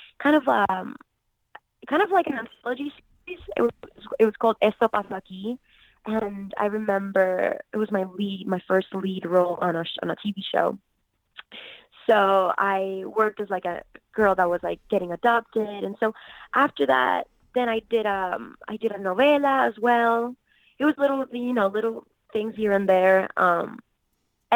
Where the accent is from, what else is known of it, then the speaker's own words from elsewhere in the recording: Puerto Rico; I'm originally from Puerto Rico, born and raised